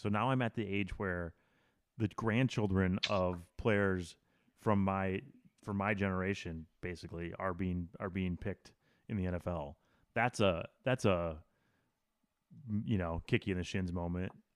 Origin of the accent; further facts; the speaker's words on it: Wisconsin, United States; I grew up in Wisconsin